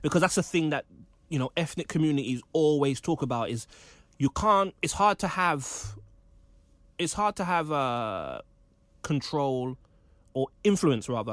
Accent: London, United Kingdom; I grew up in Kendall Rise, um, you know, not gentrified Kenzo Wright, I'm from the real Kenzo Wright.

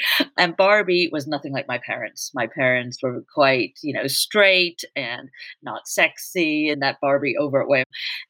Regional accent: New York City, New York, United States; a very protected 8-year-old in Manhattan in the 80s

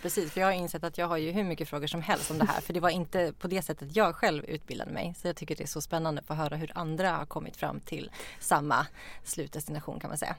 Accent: Norrland, Sweden; moved away; Vi kommer ifrån Norrland, olika delar.

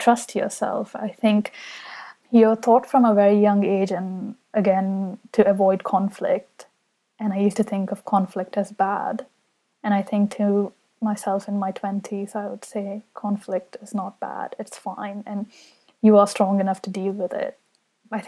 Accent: Saudi Arabia; now in London, United Kingdom; when I was growing up in Saudi Arabia, London, where I live now

